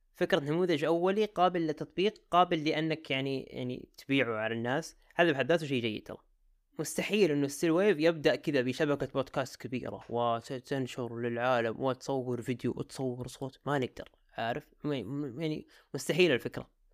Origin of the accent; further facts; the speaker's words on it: Jeddah, Makkah Province, Saudi Arabia; عندنا في جدة